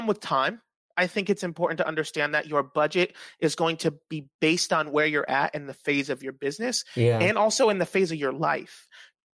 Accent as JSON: {"language": "English", "country": "Dominican Republic", "lives_now": "Jacksonville, United States", "said": "I'm Dominican"}